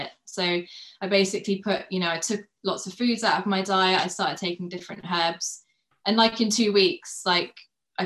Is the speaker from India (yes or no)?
no; United Kingdom; now in London, United Kingdom; I grew up I've been in UK all of my life, in the countryside. So I've grown up, in the countryside the whole of my life